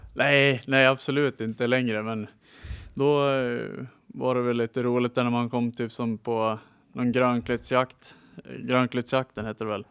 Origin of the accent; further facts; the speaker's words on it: Sundsvall, Västernorrland County, Sweden; also born or lived in Ljungby; Uppväxt här i Sundsvall. Bott, eh, föddes i Ljungby, men sen flyttade jag upp hit när jag var ett halvår, så jag är ju sundsvallare